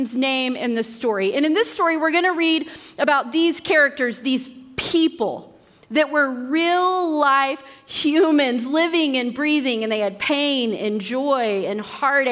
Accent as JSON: {"language": "English", "region": "Western Oklahoma", "country": "United States", "tie": "born or raised there", "said": "I grew up in Western Oklahoma."}